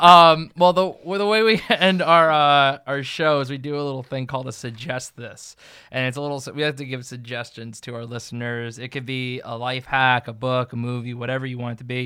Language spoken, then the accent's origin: English; New Jersey, United States; I'm from New Jersey